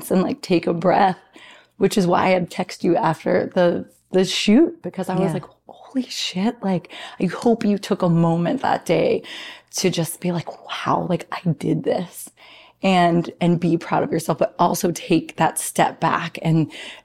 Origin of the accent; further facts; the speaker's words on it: New Jersey, United States; I was from New Jersey, because I am